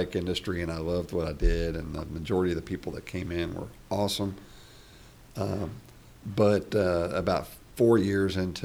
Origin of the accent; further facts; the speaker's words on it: Frankfort, Kentucky, United States; I'm from Frankfort, originally